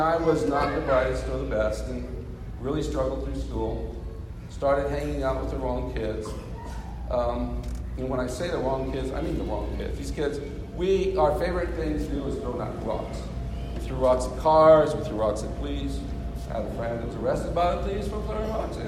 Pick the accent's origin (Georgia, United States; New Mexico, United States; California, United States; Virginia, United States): New Mexico, United States; Santa Fe; moved away as an adult; also born or lived in Biloxi, Mississippi / Great Falls, Montana / McAllen; We grew up and were raised in Santa Fe.